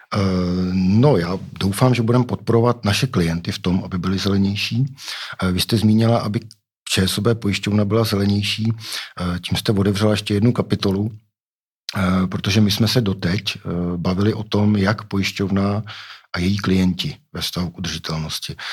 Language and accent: Czech; Pardubice, Pardubice Region, Czechia; já jsem z Pardubic, Pardubice to je, to je město cyklistů